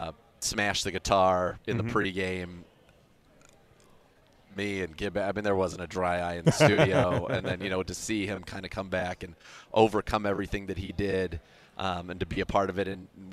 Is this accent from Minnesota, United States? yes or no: no; San Francisco Bay Area, California, United States; now in Cleveland, United States; I grew up in the San Francisco Bay Area.